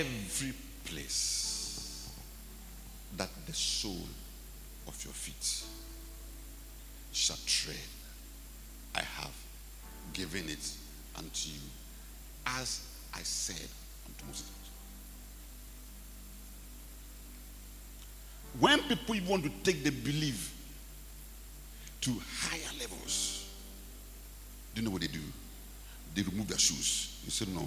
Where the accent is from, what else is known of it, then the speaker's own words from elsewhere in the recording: Ghana; I'm a Ghanaian